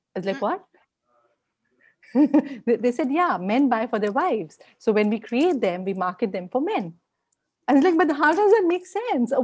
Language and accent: English; India; me being an Indian